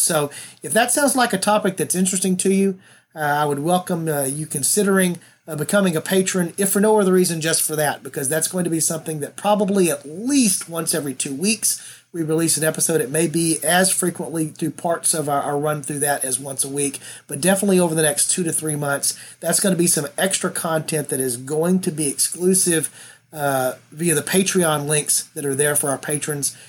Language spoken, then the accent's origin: English; the South, United States; I'm from the South, and I was raised to do that.